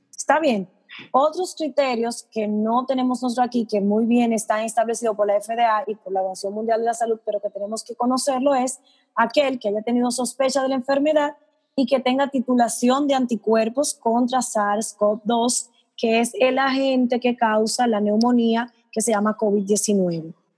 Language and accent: Spanish; Dominican Republic; como los dominicanos somos tan altos